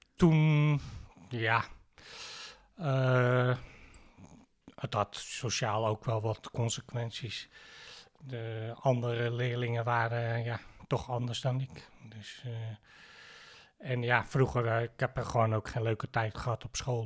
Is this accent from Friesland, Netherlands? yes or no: no; Heemstede, North Holland, Netherlands; geboren en getogen in Heemstede